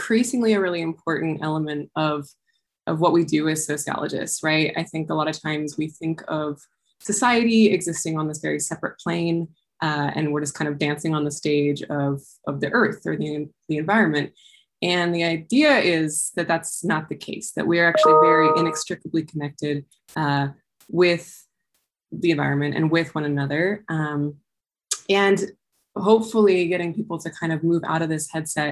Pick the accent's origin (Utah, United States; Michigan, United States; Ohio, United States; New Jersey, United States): Utah, United States; Heber City; I was raised in Heber City, Utah